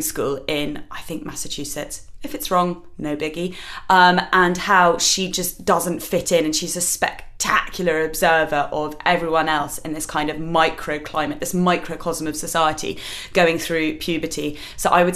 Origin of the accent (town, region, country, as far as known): England, United Kingdom